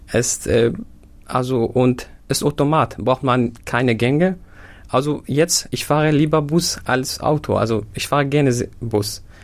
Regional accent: Syria; German is a second language; moved away as an adult; now in Germany; Äh, geboren bin ich in Syrien. Gekommen bin ich nach Deutschland seit sieben Jahren. Ich habe mein Abitur in Syrien gemacht im Jahr 2014.

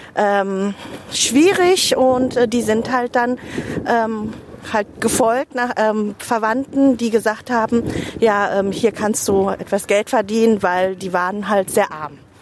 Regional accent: Herne, North Rhine-Westphalia, Germany; meine Heimat ist Deutschland, Herne. Ähm, dadurch, dass ich einfach hier groß geworden bin

